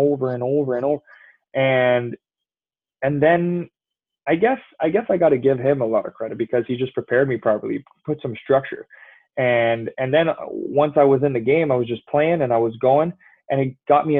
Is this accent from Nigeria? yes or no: no; just outside Montreal, Quebec, Canada; I grew up just outside Montreal